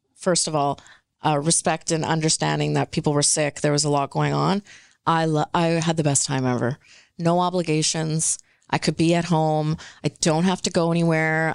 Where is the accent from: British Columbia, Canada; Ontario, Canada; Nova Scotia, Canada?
British Columbia, Canada; first language Punjabi; English is a second language; I'm born and raised here, but I was speaking Punjabi at home before I was speaking English on the street.